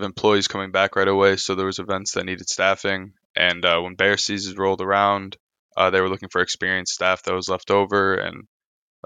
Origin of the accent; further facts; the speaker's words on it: south suburbs of Chicago, Illinois, United States; also born or lived in Bridgeport, Chicago; now in Chicago, United States; I'm actually from the south suburbs of Chicago, but currently I live in the city.